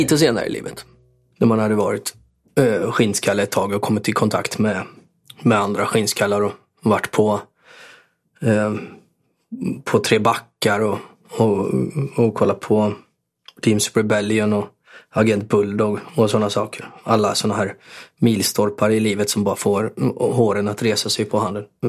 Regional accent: Borås, Västra Götaland, Sweden; Jag var till viss del uppväxt på Norrby och till viss del eh, avskärmad från Norrby för eh, morsan bodde på Sjöbo

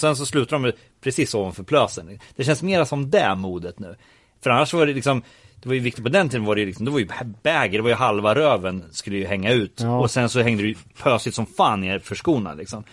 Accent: Örebro, Örebro County, Sweden; man höll ju på att göra fanzine hemma i Örebro

